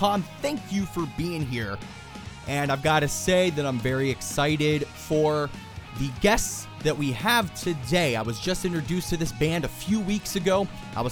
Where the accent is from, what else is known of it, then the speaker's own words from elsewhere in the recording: Pittsburgh, Pennsylvania, United States; I'm from Pittsburgh